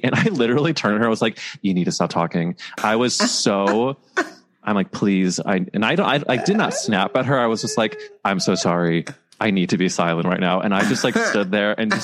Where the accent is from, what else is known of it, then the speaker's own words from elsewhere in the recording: Midwest, United States; I'm from the Midwest